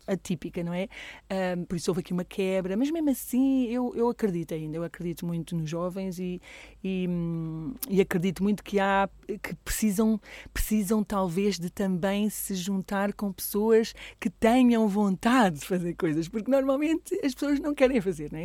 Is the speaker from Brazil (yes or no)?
no; Coimbra, Centro, Portugal; moved away as an adult; now in Alcobaça, Portugal; eu não sou de cá, não é? Eu sou de Coimbra